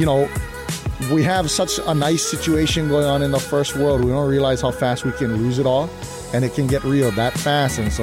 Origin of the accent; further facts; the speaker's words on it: Kauai, Hawaii, United States; I'm from Kauai